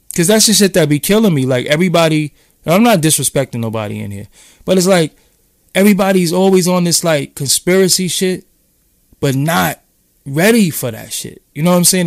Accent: New York City, New York, United States; I'm from downtown Brooklyn

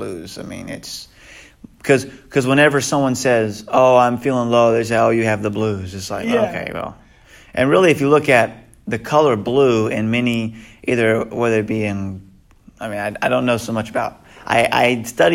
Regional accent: the South, United States; we're from the South, so we have fiddle players

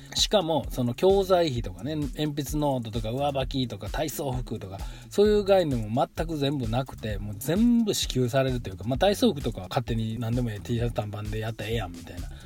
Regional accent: Japan; moved away as an adult; now in Netherlands; 僕も日本で生まれ育ったし

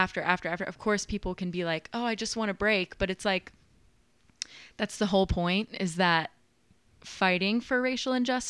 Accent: Nashville, Tennessee, United States; So I grew up here okay. in Nashville, just over in like Oak Hill.

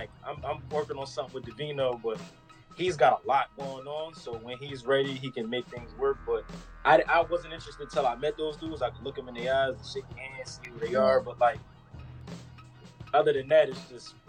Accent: Philadelphia, Pennsylvania, United States; now in Los Angeles, United States; I grew up in Philly, born and raised up uptown

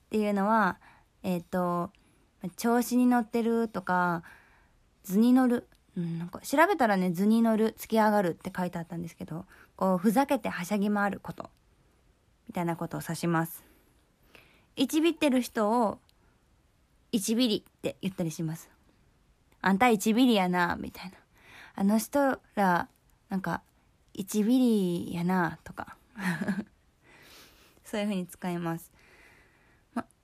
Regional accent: Kansai, Japan; accent: Kansai dialect; 私が今回は私がよく会話で使う関西弁を主に紹介していきたいと思います

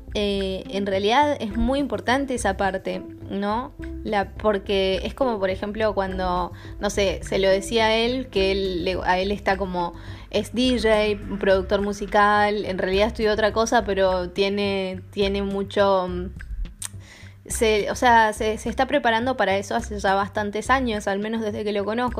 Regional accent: Argentina; now in Copenhagen, Denmark; siendo una argentina viviendo en Copenhague

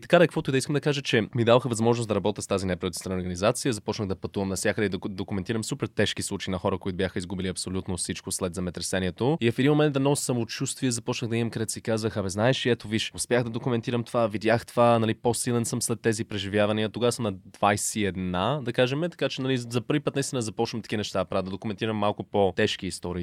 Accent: Halifax, Nova Scotia, Canada; moved away as an adult; also born or lived in United States / The Hague, Netherlands; now in Bulgaria; Канада, където съм израснал в Халифакс, по-голямата част от живота ми на източния бряг

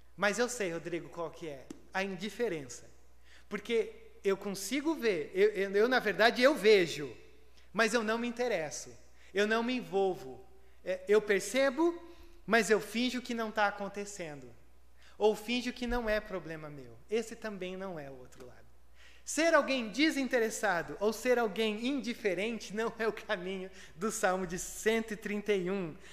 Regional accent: Brazil; nós brasileiros

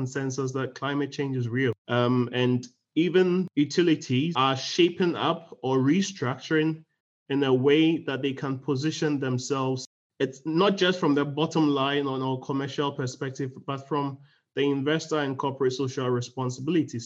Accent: Ghana; I'm from Ghana. Because I grew up also like you in a pastoral family, we used to move around a lot

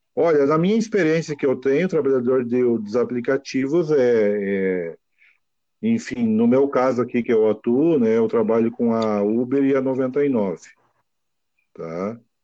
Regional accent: Novo Hamburgo, Rio Grande do Sul, Brazil; eu sou de Novo Hamburgo, uma região aqui que no passado era era local de fabricação de calçado

